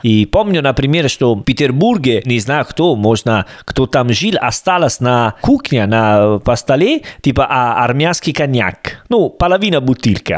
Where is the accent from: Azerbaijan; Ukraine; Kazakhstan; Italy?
Italy; Salerno, Campania; Russian is a second language; moved away as an adult; also born or lived in Rome / Berlin / Volgograd; я из Салерно